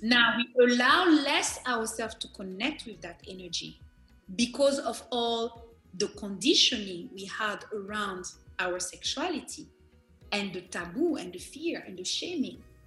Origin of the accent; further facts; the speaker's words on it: Benin; I am from Benin.